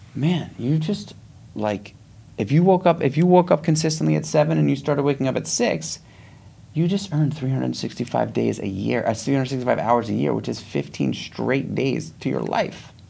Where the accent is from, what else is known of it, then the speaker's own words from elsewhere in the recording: New York City, New York, United States; I grew up in Manhattan. I grew up in New York City